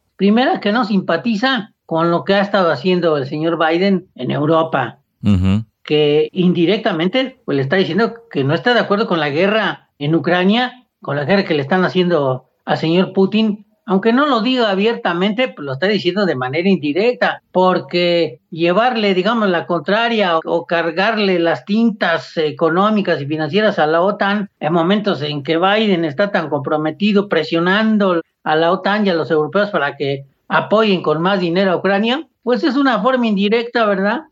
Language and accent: Spanish; Mexico; como mexicano y como latinoamericano